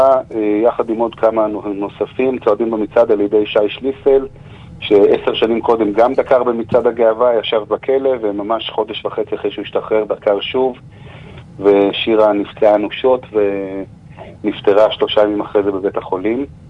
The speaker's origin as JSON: {"language": "Hebrew", "town": "Jerusalem", "region": "Jerusalem District", "country": "Israel", "said": "בעיר ירושלים, שאנחנו חיים בה, אנחנו מירושלים"}